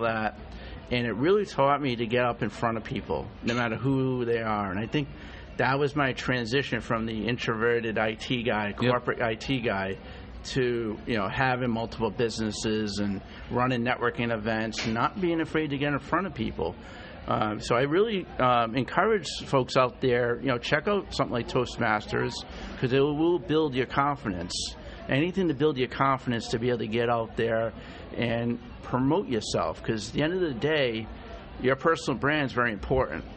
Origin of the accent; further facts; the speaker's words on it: Rhode Island, United States; I'm from Rhode Island, believe it or not great place to live, awesome place to grow up